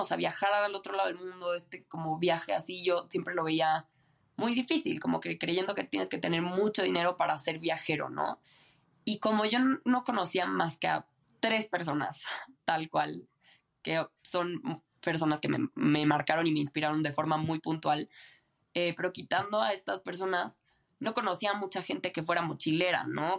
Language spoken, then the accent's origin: Spanish; Mexico City, Mexico; moved away as an adult; nací en Ciudad de México, viví toda mi vida aquí en Ciudad de México